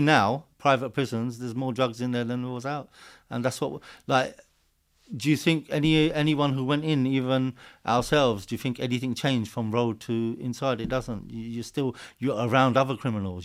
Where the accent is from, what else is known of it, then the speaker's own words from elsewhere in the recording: Hertfordshire, East of England, United Kingdom; I'm born and raised just around the corner from here, Hertfordshire